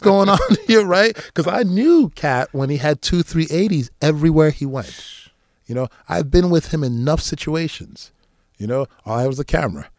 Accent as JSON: {"language": "English", "region": "East Coast", "country": "United States", "lives_now": "New Jersey, United States", "said": "I live in Jersey. I'm from the East Coast"}